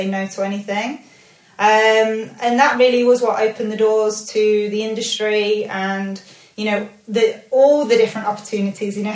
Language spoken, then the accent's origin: English; Leicester, East Midlands, United Kingdom; I'm from Leicester. So I started in a salon in Leicester.